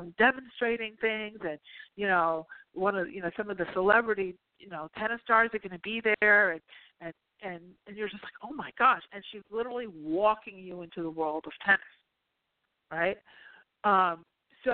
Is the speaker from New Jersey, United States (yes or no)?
yes; New Jersey, United States; I'm from Jersey